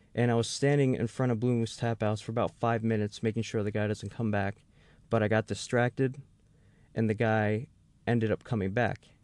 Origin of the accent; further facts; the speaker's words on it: New York City, New York, United States; moved away; I'm actually from the Bronx area of, of New York City